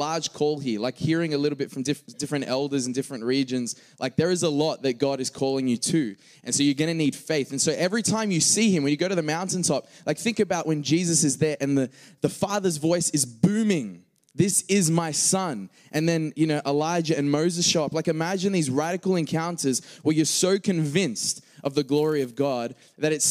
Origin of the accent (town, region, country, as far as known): Australia; accent: Australian